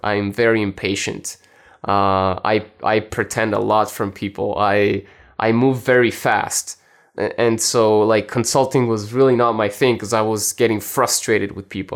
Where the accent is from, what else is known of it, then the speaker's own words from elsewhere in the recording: Italy; also born or lived in France; I was born in France and, uh, I grew up in Italy.